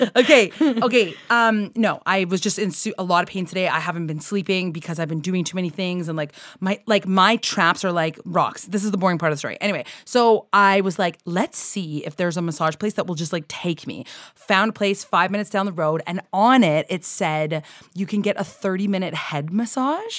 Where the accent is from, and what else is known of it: Canada